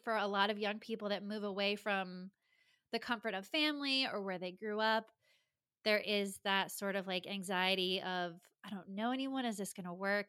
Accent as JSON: {"language": "English", "region": "Rhode Island", "country": "United States", "tie": "born or raised there", "moved": "as an adult", "lives_now": "Los Angeles, United States", "said": "I grew up in Rhode Island, the tiniest, tiniest of states"}